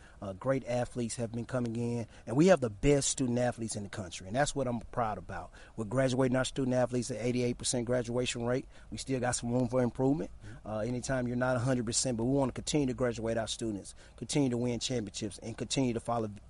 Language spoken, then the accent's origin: English; Jackson, Mississippi, United States; This is where I grew up. I grew up on West Street, which is about 2 miles from the stadium.